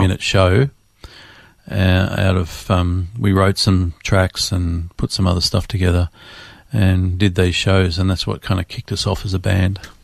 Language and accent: English; Melbourne, Victoria, Australia; Born and raised in Melbourne, Australia